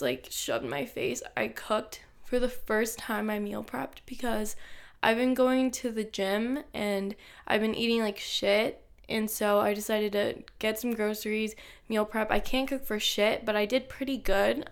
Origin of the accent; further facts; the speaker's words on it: Los Angeles, California, United States; I'm twenty-three years old, and I'm from Los Angeles, California